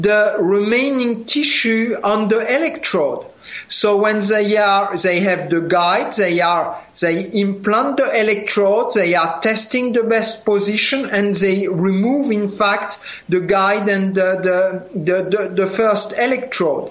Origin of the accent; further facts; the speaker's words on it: France; accent: French; English is a second language; You hear from my accent, I am a French guy